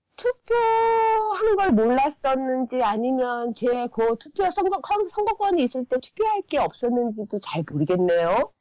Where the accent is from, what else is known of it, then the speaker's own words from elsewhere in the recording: South Korea; moved away as an adult; now in Japan; 나는 내가 한국이라는 한국 사람이라는 거는 버려지지가 않거든요